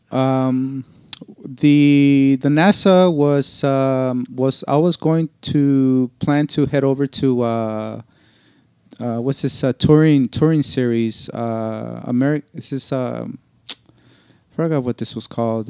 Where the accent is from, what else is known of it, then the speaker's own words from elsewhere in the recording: Los Angeles, California, United States; I'm from Los Angeles, California, born and raised